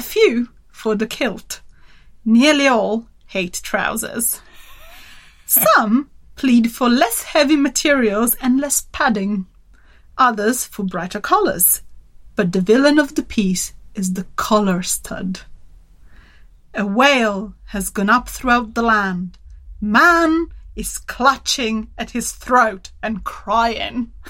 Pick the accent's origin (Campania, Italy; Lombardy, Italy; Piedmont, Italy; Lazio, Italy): Piedmont, Italy; Turin; my my hometown Turin, northern Italy.